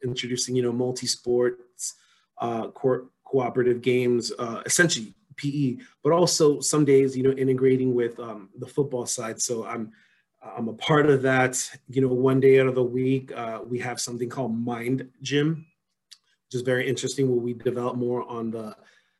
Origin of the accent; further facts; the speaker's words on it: Los Angeles, California, United States; moved away as an adult; now in Philadelphia, United States; I'm originally from Los Angeles, California